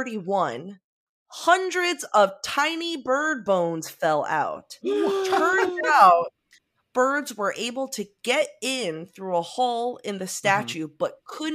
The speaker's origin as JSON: {"language": "English", "town": "Sterling", "region": "Virginia", "country": "United States", "lives_now": "Madrid, Spain", "said": "currently live in Madrid, Spain, where I teach middle school language arts in an American school, but I'm originally from Sterling, Virginia."}